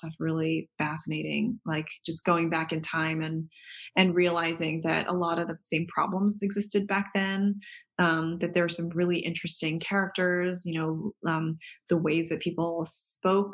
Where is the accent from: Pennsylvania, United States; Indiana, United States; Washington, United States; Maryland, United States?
Maryland, United States; Baltimore; moved away as an adult; also born or lived in New York; now in Nebraska, United States; born and bred in Baltimore and spent 16 years of my life in New York for college, med school